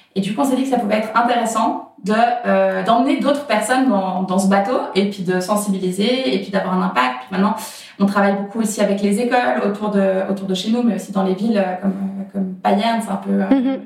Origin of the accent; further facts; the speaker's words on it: Geneva, Switzerland; j'ai grandi à Genève